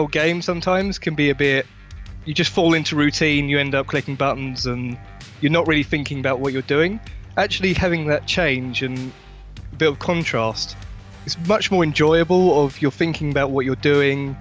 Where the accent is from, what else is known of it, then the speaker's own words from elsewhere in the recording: London, United Kingdom; I'm from London.